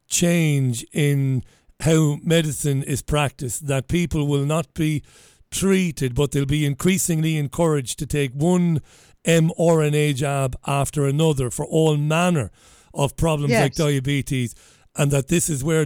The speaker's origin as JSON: {"language": "English", "town": "Waterford", "region": "Munster", "country": "Ireland", "said": "So we said, we're from Ireland. I'm from Waterford."}